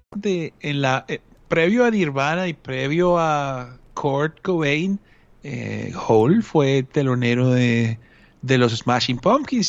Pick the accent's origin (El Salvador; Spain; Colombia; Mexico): Colombia; uno desde Colombia